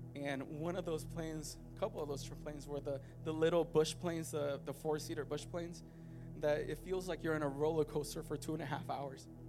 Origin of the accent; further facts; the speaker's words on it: Puerto Rico; I'm Puerto Rican